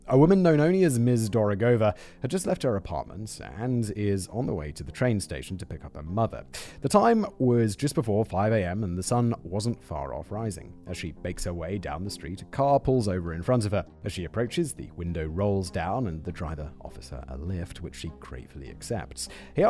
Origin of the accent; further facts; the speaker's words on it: United Kingdom; because she's Czech, I'm British, and our kids, we raised to speak both languages.